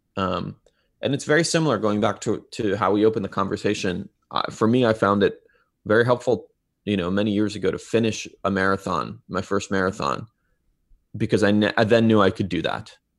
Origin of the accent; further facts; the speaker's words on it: Israel; now in Bay Area, United States; I grew up in Israel